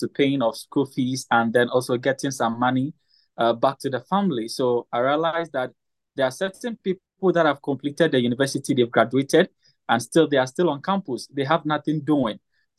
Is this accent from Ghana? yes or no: yes; Ghana; I'm from Ghana. I'm a health enthusiast and also a businessman.